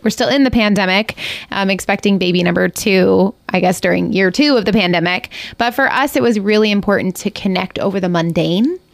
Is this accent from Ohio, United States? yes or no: yes; Ohio, United States; moved away as an adult; now in Ketchikan, United States; I'm from Ohio, and we just, my husband and I decided to just go for it and move here, and we've been here for five years